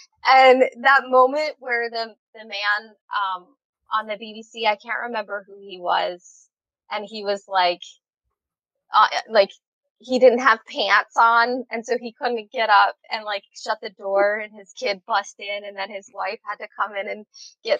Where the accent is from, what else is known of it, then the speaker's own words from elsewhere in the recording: Philadelphia, Pennsylvania, United States; now in Hawaii, United States; I'm from Philly